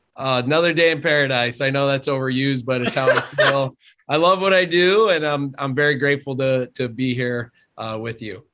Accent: Drums, Pennsylvania, United States; also born or lived in Hazleton, Pennsylvania; I grew up in drums

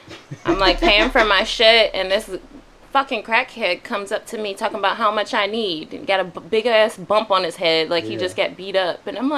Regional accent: Minneapolis, Minnesota, United States; moved away as an adult; also born or lived in Chicago, Illinois / Texas; now in Los Angeles, United States; I am from Chicago. I grew up in Minneapolis.

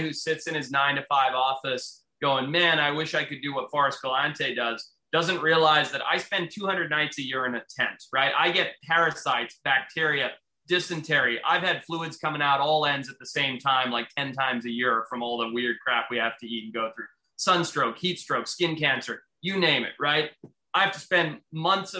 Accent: Zimbabwe; moved away; where I grew up in Zimbabwe, how my family had to leave the country, how we came here

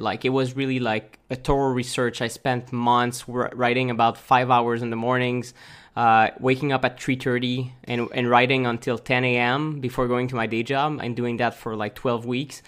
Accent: Montreal, Quebec, Canada; moved away as an adult; also born or lived in Chiang Mai, Thailand; we're from Montreal originally.

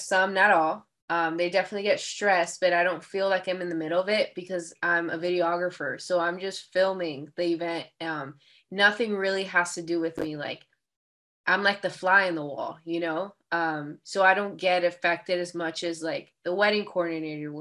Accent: Miami, Florida, United States; I was born in Miami, Florida, but both my parents, so my people come from the Dominican Republic

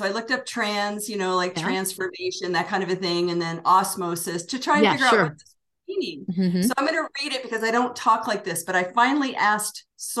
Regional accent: Washington, D.C. / Northern Virginia, United States; moved away as an adult; now in New Mexico, United States; I was born in Washington, D.C., the District of Columbia. Yeah. So I'm from the East Coast originally, good. Northern Virginia.

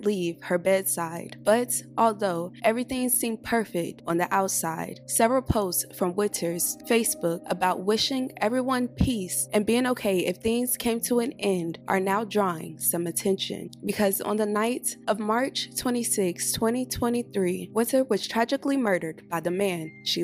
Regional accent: United States; I'm from Carolina as well

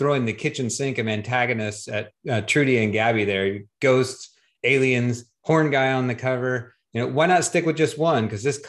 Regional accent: the South, United States; I'm from the South

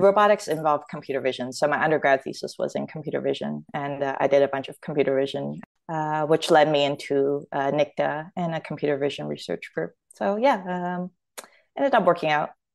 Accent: Toronto, Ontario, Canada; accent: Canadian; moved away as an adult; also born or lived in Hong Kong / Australia; now in United States; I was born in Hong Kong, but, uh, I grew up in Toronto

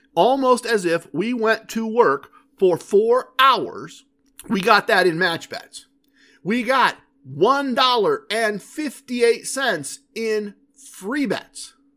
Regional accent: Ohio, United States; We're from Ohio.

